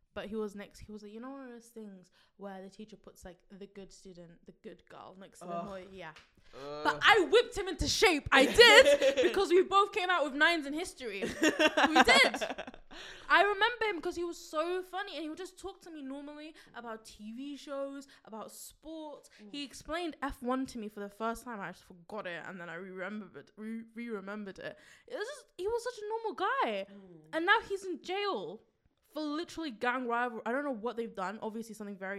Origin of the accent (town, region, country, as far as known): United Kingdom